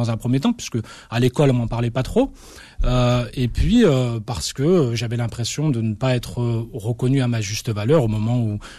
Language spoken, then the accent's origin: French; Algeria; now in France; je pense avoir le droit de considérer que je suis un Algérien et que je resterai finalement un Algérien jusqu'à la fin de ma vie sur la terre de la République française